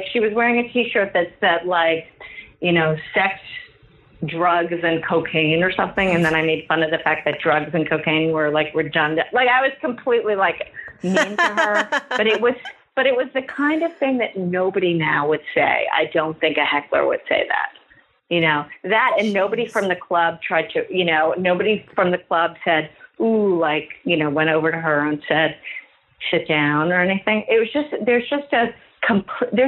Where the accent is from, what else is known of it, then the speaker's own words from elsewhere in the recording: New York City, New York, United States; I lived here. I've never not lived here